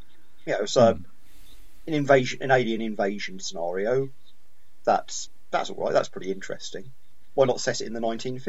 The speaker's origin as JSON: {"language": "English", "country": "United Kingdom", "said": "thinking about it as British guys"}